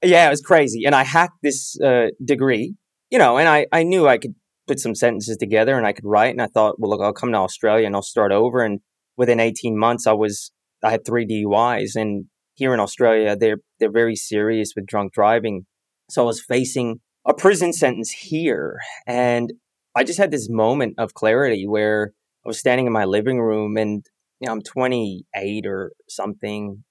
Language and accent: English; Bay Area, California, United States; I grew up in the Bay Area